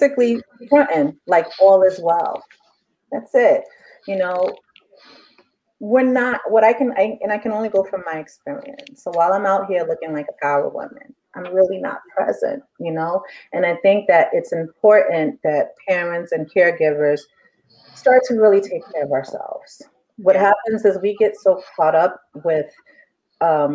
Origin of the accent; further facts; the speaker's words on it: New York City, New York, United States; I'm from Harlem, but I'm also African